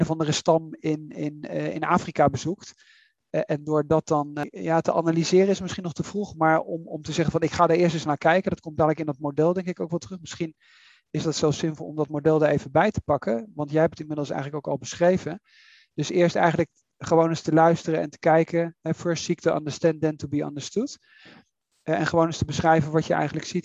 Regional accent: Netherlands; moved away; ik ben, eh, ik ben Nederlander

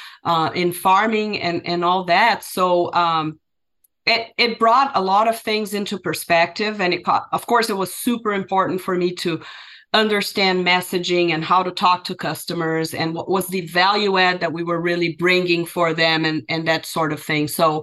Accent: Brazil; moved away as an adult; now in United States; Brazilian, right? Born and raised in Brazil.

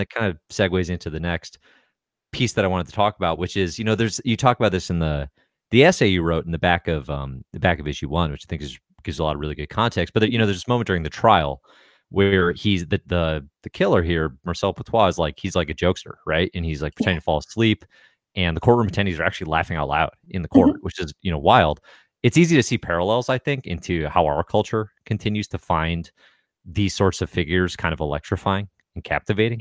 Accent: United States; I'm American

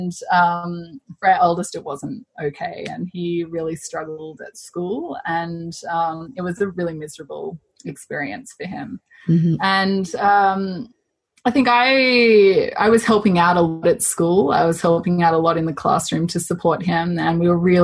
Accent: Australia; moved away as an adult; also born or lived in Zambia / Chile; now in Toronto, Canada; we're Australian. But we have lived quite a nomadic life since we've had children. So we left Australia when our eldest was 12 weeks old

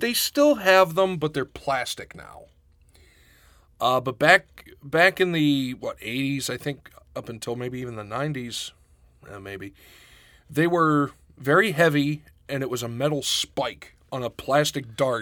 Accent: Western Pennsylvania, United States; also born or lived in Pittsburgh; now in Rochester, United States; growing up in Western Pennsylvania, I didn't realize until I left how rednecky it was.

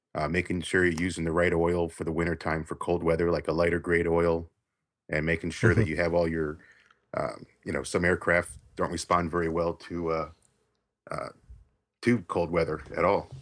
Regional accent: South Florida, United States; now in Tennessee, United States; I'm actually originally from South Florida

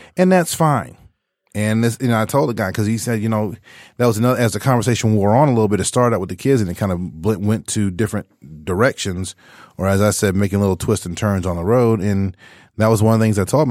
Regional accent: Texas, United States; moved away; my main fallback was always the church growing up in Texas.

